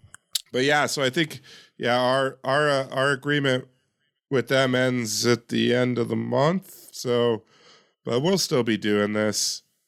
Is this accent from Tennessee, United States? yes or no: no; Yakima, Washington, United States; Shout out to my hometown of Yakima.